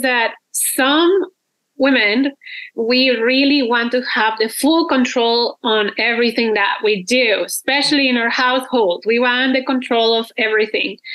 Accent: Mexico; moved away as an adult; now in Canada; I'm originally from Mexico, and I've been living in Canada for like 12 years already

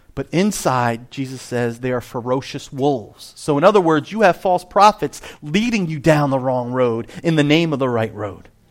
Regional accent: New Jersey, United States; I am from Jersey.

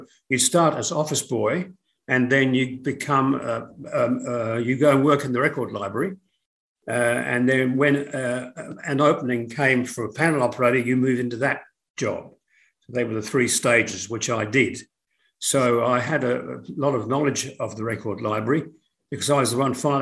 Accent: Melbourne, Victoria, Australia; moved away as an adult; also born or lived in Gippsland, Victoria / United Kingdom / Sydney; we initially were living in Gippsland in eastern Victoria. My father was an electrical engineer and he worked at the Yallourn Powerhouse. And so we were there for quite a few years. Then we moved to Melbourne after

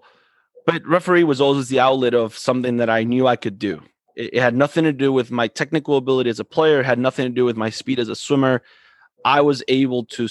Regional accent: Coral Springs, Florida, United States; We grew up in the same town of Coral Springs, grew up in playing in the same soccer club

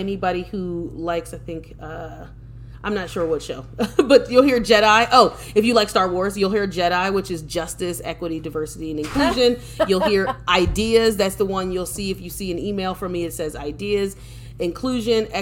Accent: Philadelphia, Pennsylvania, United States; I'm originally from Philadelphia. I'm living outside of Philadelphia right now. But I'm originally from Philadelphia. I'm a Philadelphia girl

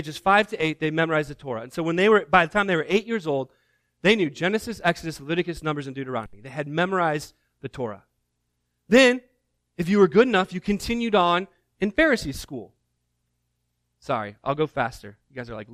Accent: Indiana, United States; moved away; I grew up in Indiana

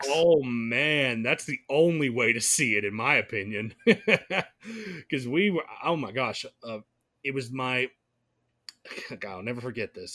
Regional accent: Gainesville, Georgia, United States; my hometown of Gainesville is just on, on that same route

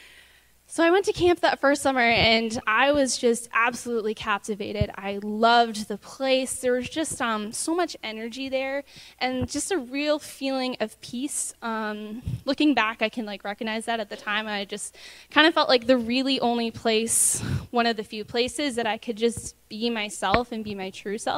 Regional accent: Brockville, Ontario, Canada; I hail from Brockville, Ontario. I lived there my whole life.

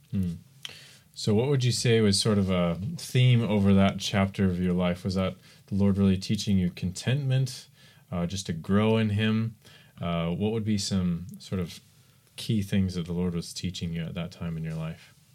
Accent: United States; I'm American

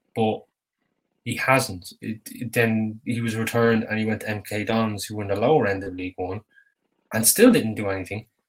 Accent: Ireland; being an Irishman

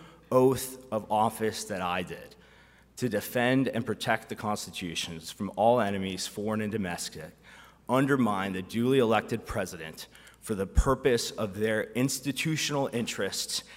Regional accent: United States; us as American Christians

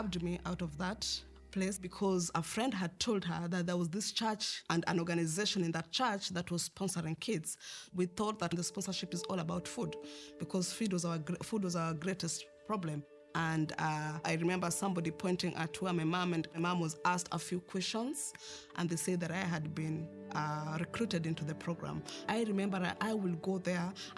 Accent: Kenya; I grew up in Karobangi slums, which is the third largest slums in Kenya.

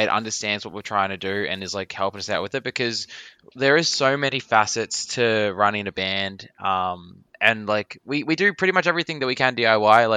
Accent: Australia; being Australian

